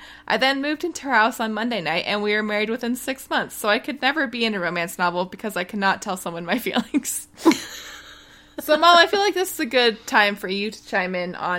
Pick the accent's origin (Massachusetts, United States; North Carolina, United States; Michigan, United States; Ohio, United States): Michigan, United States; I remember being excited to meet a fellow Midwesterner in Maryland. I'm originally from Michigan